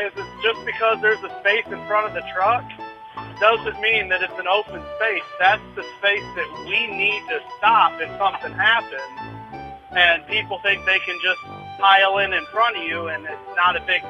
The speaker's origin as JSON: {"language": "English", "town": "Eau Claire", "region": "Wisconsin", "country": "United States", "said": "from Eau Claire, and I'm the smartest person awake."}